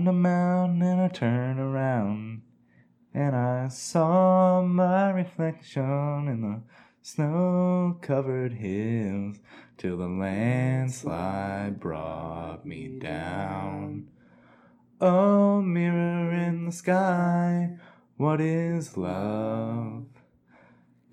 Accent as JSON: {"language": "English", "town": "Boston", "region": "Massachusetts", "country": "United States", "said": "I'm from Boston"}